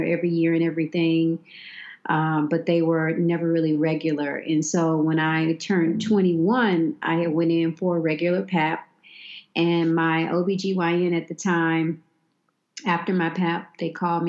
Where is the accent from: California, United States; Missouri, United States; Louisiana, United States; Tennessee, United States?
Tennessee, United States; Memphis; I'm born and raised in Memphis, Tennessee